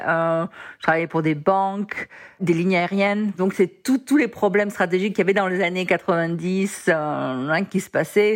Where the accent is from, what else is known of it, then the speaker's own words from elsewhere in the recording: Marseille, Provence-Alpes-Côte d'Azur, France; moved away as an adult; also born or lived in Lille / Japan; now in San Francisco, United States; Au départ, j'ai grandi à Marseille